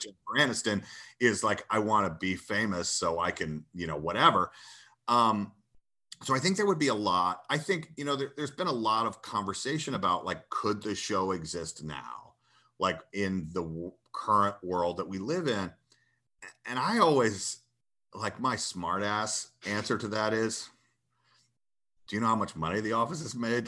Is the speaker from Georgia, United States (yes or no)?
yes; Athens, Georgia, United States; I grew up in Georgia and my, uh, my youth was spent in Athens